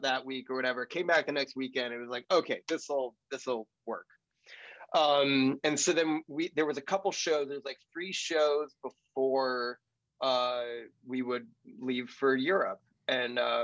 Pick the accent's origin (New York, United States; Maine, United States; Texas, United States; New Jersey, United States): New Jersey, United States; I was born and raised in New Jersey